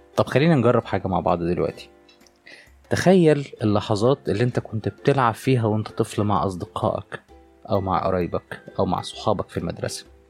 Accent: Egypt; عندنا في مصر

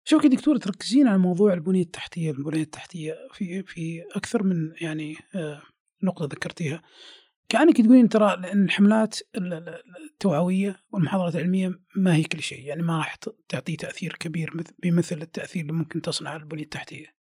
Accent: Saudi Arabia; احنا في السعوديه

